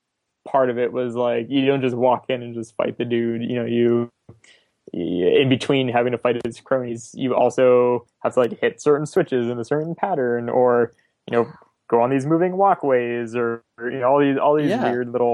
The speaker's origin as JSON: {"language": "English", "region": "South Florida", "country": "United States", "tie": "born or raised there", "said": "I grew up in South Florida"}